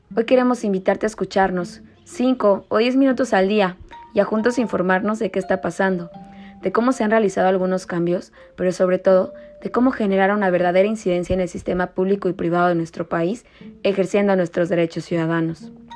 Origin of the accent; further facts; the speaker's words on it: Morelos, Mexico; Todos somos mexicanos y todos somos morelenses